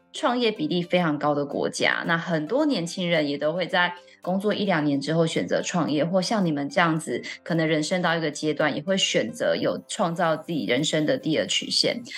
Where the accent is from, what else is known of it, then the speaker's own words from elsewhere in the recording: Taichung, Taiwan; now in Taipei, Taiwan; 因为我是台中人，然后在台北生活这样子